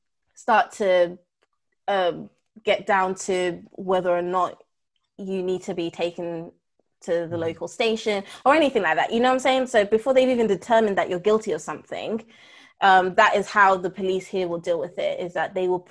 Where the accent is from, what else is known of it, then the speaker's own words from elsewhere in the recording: United Kingdom; I will proudly, in some ways, say that I am a British citizen, because it is the majority of the culture that I've lived in for the majority of my life.